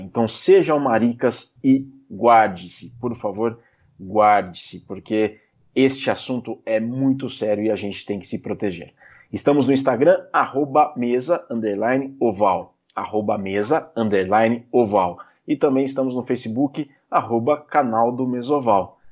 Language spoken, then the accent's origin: Portuguese; Jaú, São Paulo, Brazil; eu sou de Jaú, e Jaú é perto de Bauru